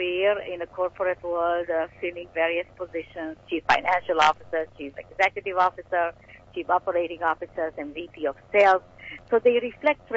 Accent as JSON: {"language": "English", "country": "Romania", "tie": "born or raised there", "moved": "yes", "said": "I was born in Romania."}